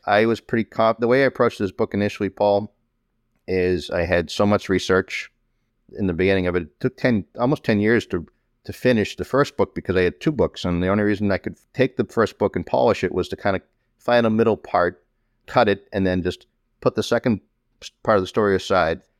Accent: Malden, Massachusetts, United States; Growing up in Malden

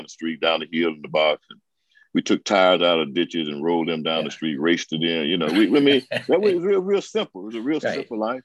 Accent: Hattiesburg, Mississippi, United States; also born or lived in Fort Benning, Georgia; I was born in Fort Benning, Georgia. My dad was in 82nd Airborne, and when he shipped off overseas, he came back to Hattiesburg for a minute

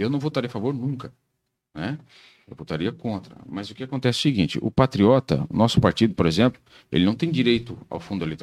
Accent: Laranjeiras do Sul, Paraná, Brazil; eu sou de Laranjeira do Sul, bem no meio.

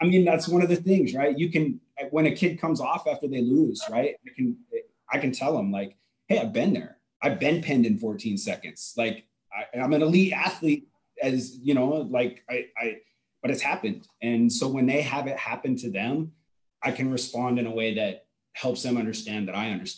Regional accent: Oregon, United States; moved away as an adult; now in Indiana, United States; I'm an Oregon kid. So Indiana's a long way from original home. But this is home now, but I grew up in Oregon

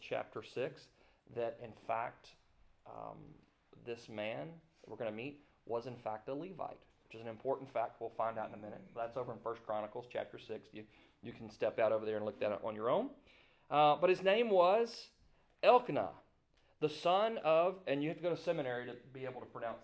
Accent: Greenville, Mississippi, United States; I was born in Greenville, Mississippi

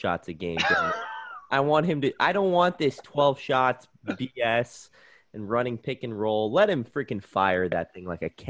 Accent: Chicago, Illinois, United States; I was born and raised in Chicago, diehard Bulls fan.

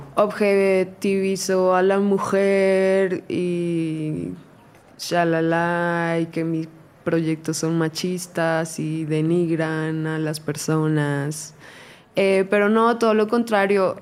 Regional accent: Colombia; now in Mexico; yo soy de Colombia, entonces desde muy chiquita

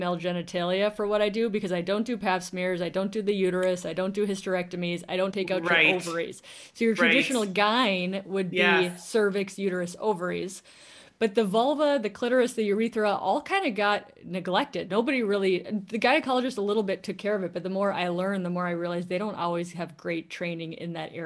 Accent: Midwest, United States; accent: Midwest; also born or lived in Washington State, United States; now in Washington, United States; My Midwest accent

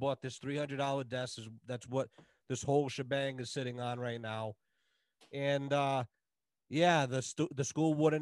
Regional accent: United States; I'm an American

